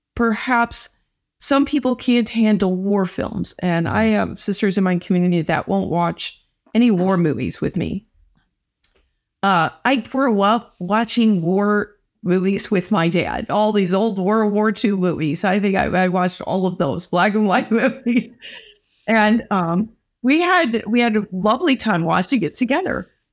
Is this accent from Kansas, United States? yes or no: no; St. Louis, Missouri, United States; now in Culver City, United States; I'm from Saint Louis, Missouri